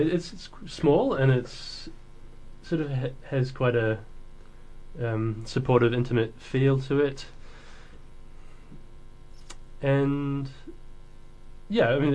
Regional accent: Hawke's Bay, New Zealand; moved away as an adult; also born or lived in Wellington, New Zealand; now in Dunedin, New Zealand; So I grew up in Hawke's Bay.

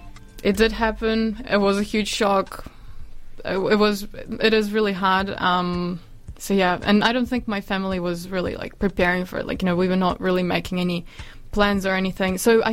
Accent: Ukraine; moved away; I was born in Ukraine, not in Russia.

